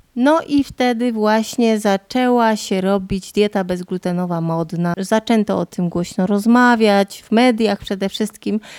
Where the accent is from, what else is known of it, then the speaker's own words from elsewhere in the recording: Podhale, Lesser Poland, Poland; accent: Goral; godom na co dzień po góralsku, bo tu jakbyście do mnie chcieli jechać, to przyjedziecie na Podhole